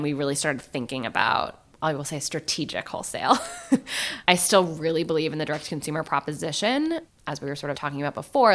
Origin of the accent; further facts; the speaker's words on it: San Francisco, California, United States; I'm from San Francisco